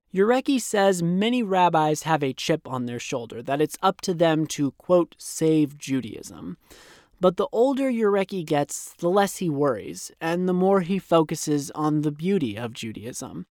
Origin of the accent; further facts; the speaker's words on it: Thousand Oaks, California, United States; moved away; It happened in my hometown